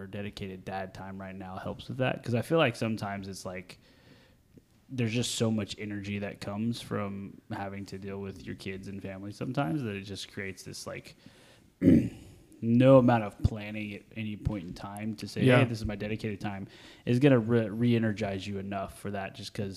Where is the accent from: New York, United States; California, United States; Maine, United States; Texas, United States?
Texas, United States; I'm from Texas